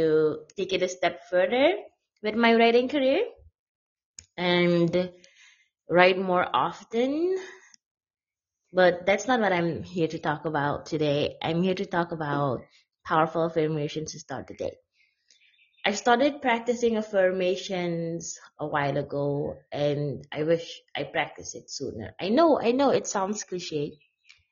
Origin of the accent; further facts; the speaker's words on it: Suriname; I'm a blogger from Suriname, South America.